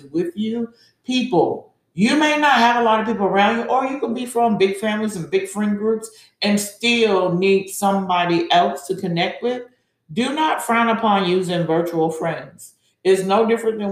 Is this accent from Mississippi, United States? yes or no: no; Georgia, United States; I'm from Georgia.